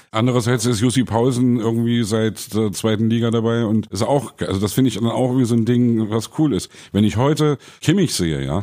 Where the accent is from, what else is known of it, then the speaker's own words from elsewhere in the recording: East Germany, Germany; ich bin da irgendwie reingerutscht, als Ossi sozusagen, ja.